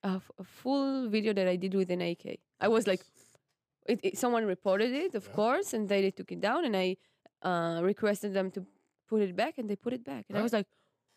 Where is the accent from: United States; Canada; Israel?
Israel; I'm from Israel.